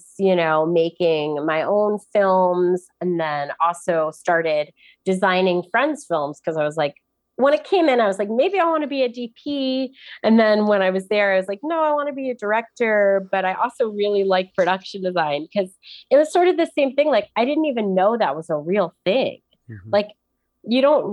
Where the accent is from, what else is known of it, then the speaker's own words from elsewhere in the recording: New York, United States; I'm from New York.